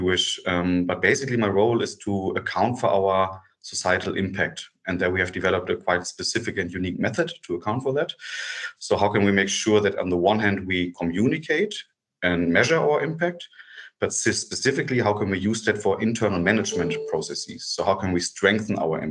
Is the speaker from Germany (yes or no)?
yes; Germany; get back to Germany because I have two kids and I wanted to have them closer to me